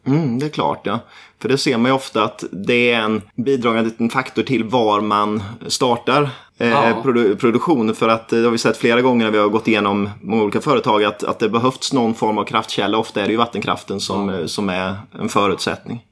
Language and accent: Swedish; Nässjö, Jönköping County, Sweden; där jag kommer ifrån